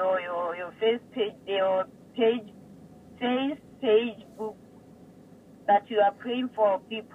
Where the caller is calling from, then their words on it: Botswana; I'm calling from Botswana.